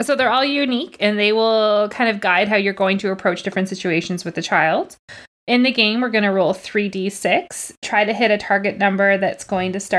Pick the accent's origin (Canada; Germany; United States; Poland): Canada; I'm Canadian